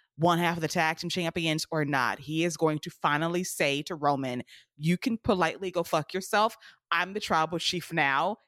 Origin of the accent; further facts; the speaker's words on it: United States; I love America. I'm American